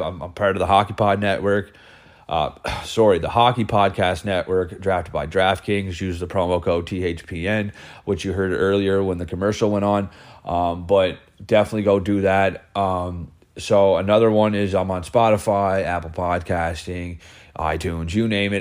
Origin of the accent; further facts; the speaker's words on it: Cape Breton, Nova Scotia, Canada; I'm from Cape Breton